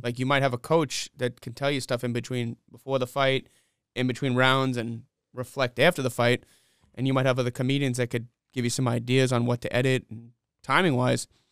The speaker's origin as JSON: {"language": "English", "town": "New York City", "region": "New York", "country": "United States", "tie": "born or raised there", "moved": "as an adult", "lives_now": "Rock Hill, United States", "said": "I grew up in Flushing, Queens"}